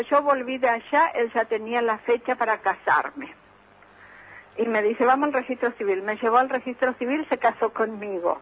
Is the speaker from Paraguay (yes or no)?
yes; Paraguay; moved away as an adult; now in Argentina; Yo me vine de Paraguay para trabajar y para vivir mejor